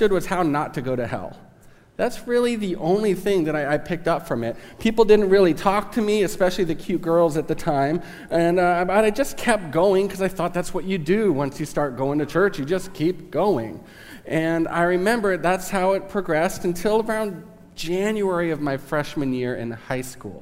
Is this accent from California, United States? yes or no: yes; Southern California, United States; now in Kansas, United States; I am from Southern California, so I might say some weird stuff that's Southern California slang.